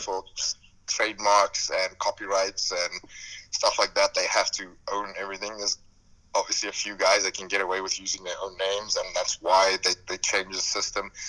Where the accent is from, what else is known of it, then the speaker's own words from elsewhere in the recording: South Africa; moved away as an adult; now in United States; I grew up in South Africa, and that's where I mainly worked